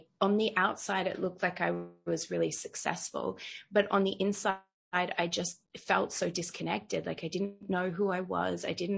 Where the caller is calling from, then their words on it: Bali, Indonesia; Yeah, so I'm joining you from Bali in Indonesia, so all the way across the world.